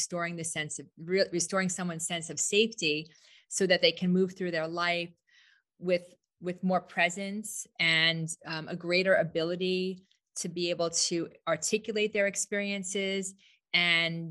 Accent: New York, United States; moved away as an adult; now in Scottsdale, United States; I'm a New Yorker, but I've been here 19 years

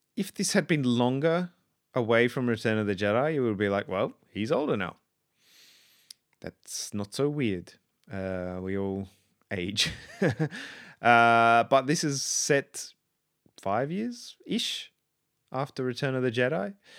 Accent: South Australia, Australia; I grew up in South Australia

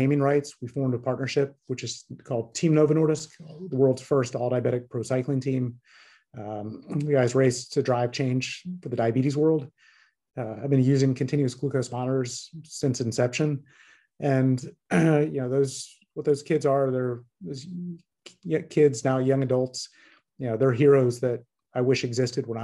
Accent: Tallahassee, Florida, United States; I grew up in Tallahassee, Florida

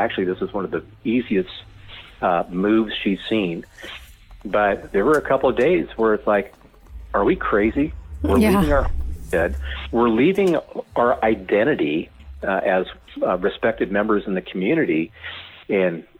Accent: California, United States; moved away as an adult; now in Idaho, United States; I'm from California.

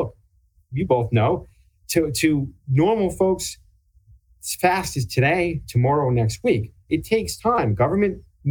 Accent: New York, United States; being a New Yorker, practicing in New York

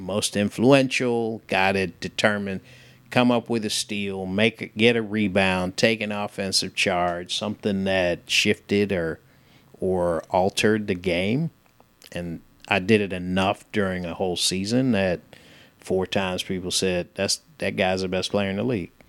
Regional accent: San Francisco, California, United States; moved away as an adult; also born or lived in United Kingdom; now in Chattanooga, United States; I grew up in San Francisco

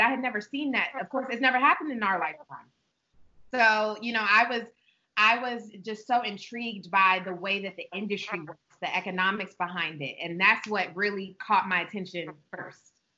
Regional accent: Prince George's County, Maryland, United States; also born or lived in Atlanta; I was born and raised in Prince George's County, where our store is right now

